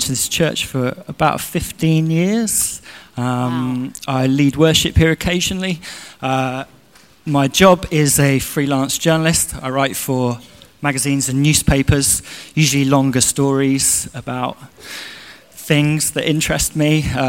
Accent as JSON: {"language": "English", "region": "London", "country": "United Kingdom", "tie": "born or raised there", "moved": "yes", "said": "I grew up in South London near Kew Gardens"}